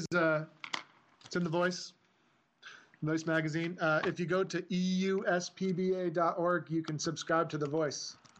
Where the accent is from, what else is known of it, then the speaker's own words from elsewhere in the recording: Northeast, United States; we're from the Northeast.